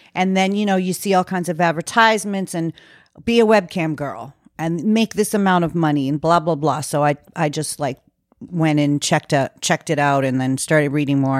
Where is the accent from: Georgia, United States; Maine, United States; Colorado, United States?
Maine, United States; moved away; I came back to Maine, which is my hometown